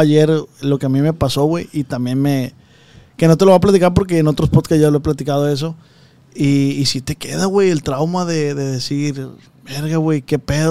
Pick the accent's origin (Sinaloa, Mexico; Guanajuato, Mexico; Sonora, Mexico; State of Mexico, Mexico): Sinaloa, Mexico; Culiacán; Yo soy de Culiacán